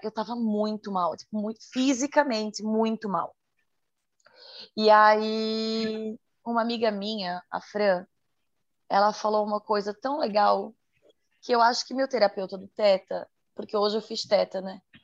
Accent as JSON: {"language": "Portuguese", "region": "Santa Catarina", "country": "Brazil", "said": "sou de Santa Catarina"}